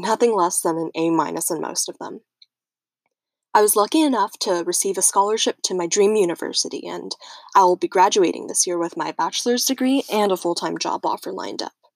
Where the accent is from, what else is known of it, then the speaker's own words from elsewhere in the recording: United States; also born or lived in Taiwan; came to America when I was one